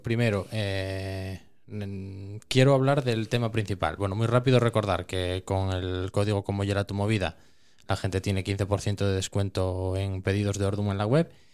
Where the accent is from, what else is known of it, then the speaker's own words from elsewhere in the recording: Cerredo, Asturias, Spain; yo soy de Cerredo, que es un pueblo pequeño y tal, nosotros matábamos antes en casa siempre